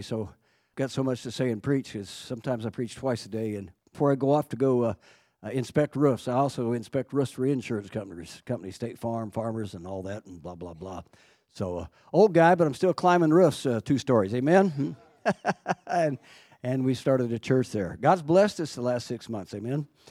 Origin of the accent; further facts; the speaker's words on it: Fairview, Oklahoma, United States; I grew up in Fairview, Oklahoma, about a hundred miles from Amarillo